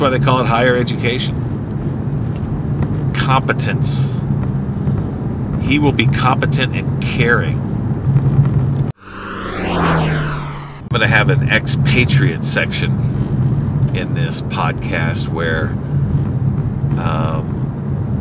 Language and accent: English; Columbus, Mississippi, United States; moved away; growing up in Columbus, how fantastic it was, how innocent it was